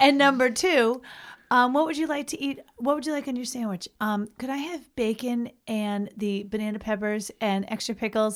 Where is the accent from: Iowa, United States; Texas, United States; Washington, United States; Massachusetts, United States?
Massachusetts, United States; Boston; I hail from the Greater Boston area